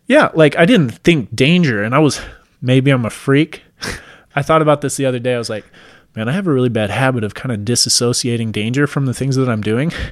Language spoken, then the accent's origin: English; Washington, United States; moved away; I'm originally from Washington State. We lived out in the mountains in Washington.